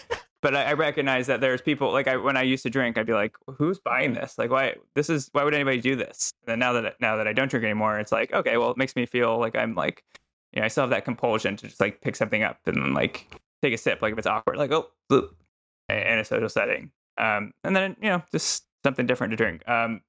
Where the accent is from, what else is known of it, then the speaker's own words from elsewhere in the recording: Texas, United States; moved away as an adult; No, I'm from Texas originally.